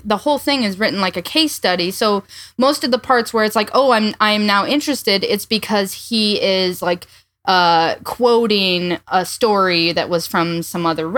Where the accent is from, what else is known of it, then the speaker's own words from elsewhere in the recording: southwest Iowa, United States; I grew up in the Southwest